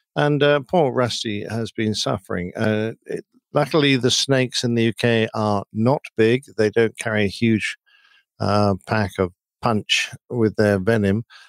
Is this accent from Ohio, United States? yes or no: no; Riverside, California, United States; my hometown of Riverside, C A. uh, California.